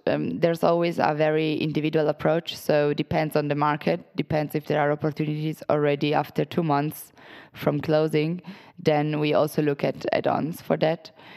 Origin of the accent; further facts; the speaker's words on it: Italy; moved away as an adult; also born or lived in Portugal; I'm originally from Italy, was born and raised there.